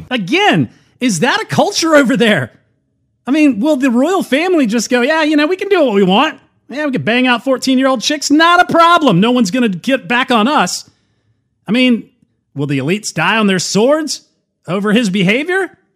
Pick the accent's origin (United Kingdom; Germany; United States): United Kingdom; how could I have shown anyone affection in public? I'm British.